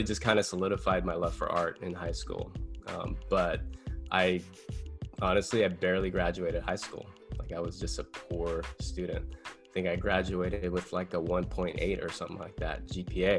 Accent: San Dimas, California, United States; also born or lived in Los Angeles; I grew up in a little town called San Dimas.

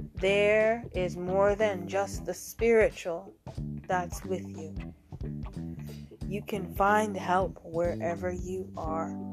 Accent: United States; I'm American

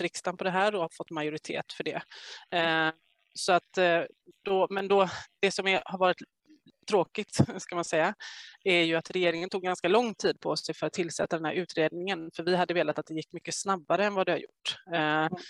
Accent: Gothenburg, Västra Götaland, Sweden; jag är från Göteborg

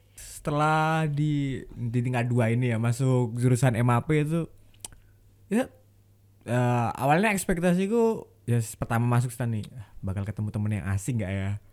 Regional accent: Tuban, East Java, Indonesia; asal dari Tuban Jawa Timur

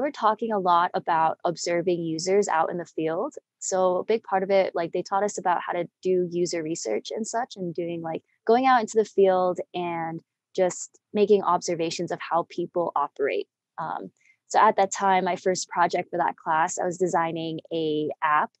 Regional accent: Boulder, Broomfield area, Colorado, United States; also born or lived in Denver, Colorado; I'm from Denver, Colorado, born and raised around Boulder, Broomfield area

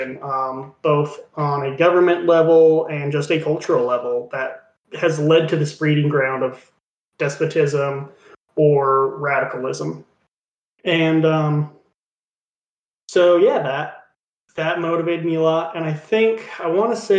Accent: Utah, United States; I'm in Utah. I was growing up in Utah

